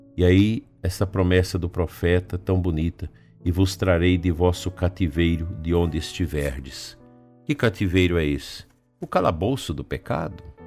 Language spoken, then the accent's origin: Portuguese; Campinorte, Goiás, Brazil; naquela cidade onde cresci, onde praticamente nasci e cresci